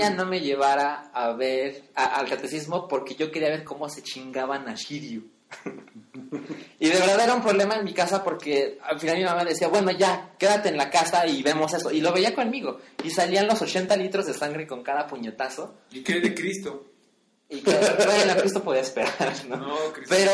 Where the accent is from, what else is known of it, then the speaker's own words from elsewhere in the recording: Guadalajara, Jalisco, Mexico; yo crecí en Guadalajara, entonces mi familia no es muy católica, pero me llevaban al catecismo.